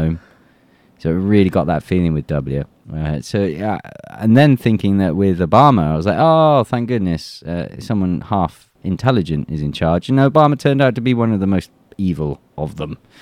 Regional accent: England, United Kingdom; moved away as an adult; now in Russia; I'm an Englishman in Russia

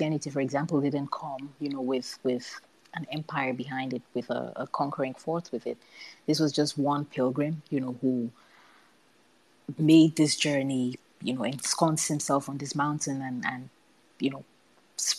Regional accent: Cameroon; growing up in Cameroon

